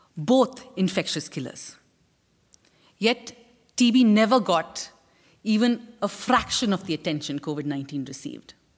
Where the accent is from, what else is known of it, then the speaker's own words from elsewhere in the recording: India; As an Indian